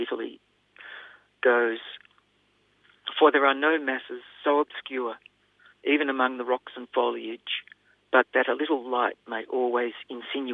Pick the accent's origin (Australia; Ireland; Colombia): Australia; as an Australian